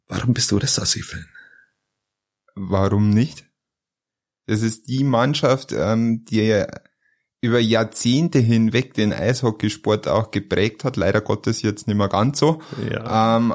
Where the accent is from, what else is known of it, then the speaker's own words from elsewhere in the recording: Bavaria, Germany; In Niederbayer. Und als Niederbayer macht man das, was Mama sagt.